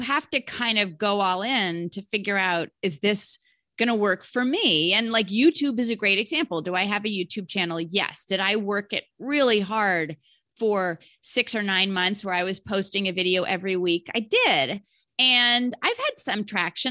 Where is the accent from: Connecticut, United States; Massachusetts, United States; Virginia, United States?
Virginia, United States; Alexandria; also born or lived in Charlottesville, Virginia; I was actually born in Charlottesville, Virginia. No, that's not where I was named, but I grew up in Alexandria, Virginia